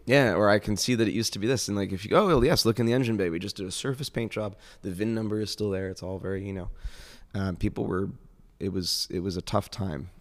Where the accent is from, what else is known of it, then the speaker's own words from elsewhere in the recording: Northeast, United States; I'm from the Northeast